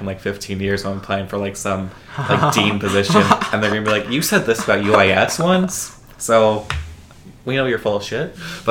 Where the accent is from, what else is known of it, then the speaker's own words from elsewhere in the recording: Lockport, Illinois, United States; accent: Chicago; moved away; I'm from Lockport, Illinois.